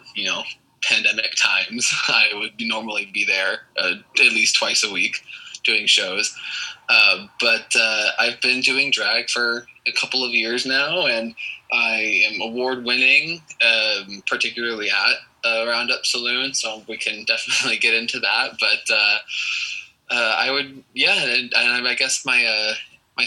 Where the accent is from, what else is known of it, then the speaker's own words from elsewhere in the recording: Lewisville, Texas, United States; I'm born and raised here in Texas. I was born in a town called Lewisville, and I now currently live not too far away from there